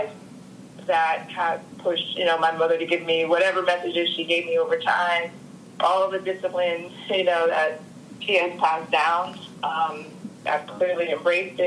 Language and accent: English; Harrisburg, Pennsylvania, United States; where I grew up in Pennsylvania and Harrisburg. And in the suburbs